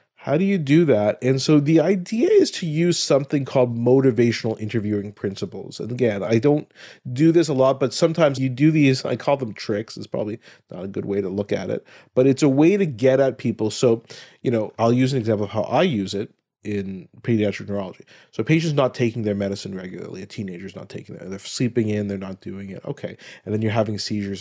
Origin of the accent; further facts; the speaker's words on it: Ottawa, Ontario, Canada; grew up in Ottawa, my hometown